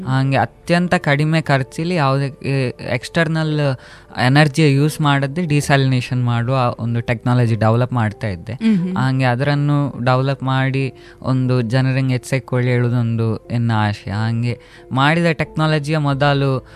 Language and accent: Kannada; Puttur, Karnataka, India; on ಮೂಲತಃ ಪುತ್ತೂರ್ನ ಹತ್ರ ಮುರ್ಗಜೇಳಿ ನನ್ನ ಮನೆ ಹೆಸರು ಕೆದಿಲ ಗ್ರಾಮಲ್ಲಿ ಮುರ್ಗಜೇಲಿ ನಾನು ಹುಟ್ಟಿದ್ದು